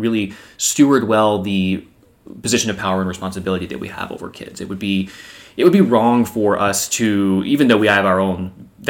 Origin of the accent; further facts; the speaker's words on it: United States; I'm still an American.